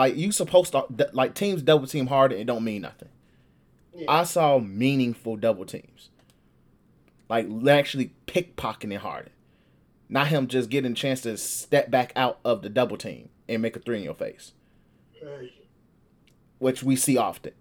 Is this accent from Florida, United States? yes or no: no; Chicago, Illinois, United States; Southside Chicago, G. We groom hoopers here